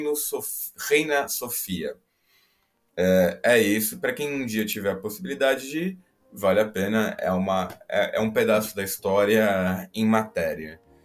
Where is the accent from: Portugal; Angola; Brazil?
Portugal; voltando aqui para a minha terrinha, para Portugal